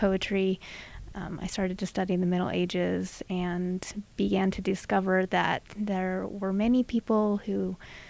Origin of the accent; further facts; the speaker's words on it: Southern California, United States; I grew up in Southern California